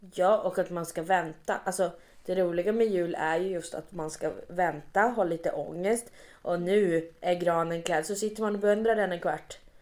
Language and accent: Swedish; Luleå, Norrbotten County, Sweden; jag är uppväxt i Luleå